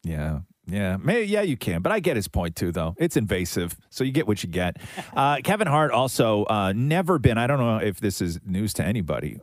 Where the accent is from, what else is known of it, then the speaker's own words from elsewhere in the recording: Canada; as a Canadian